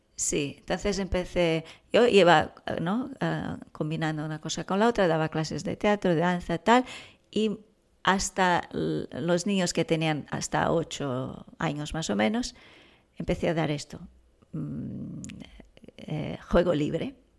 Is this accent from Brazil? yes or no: yes; São Paulo, Brazil; moved away as an adult; now in Girona, Spain; Yo soy de Brasil, ah, viví allí, estudié ahí trabajaba allí. cuando vine ya tenía 28 años